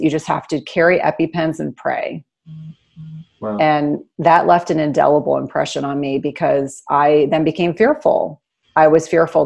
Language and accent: English; New Jersey, United States; I grew up in New Jersey.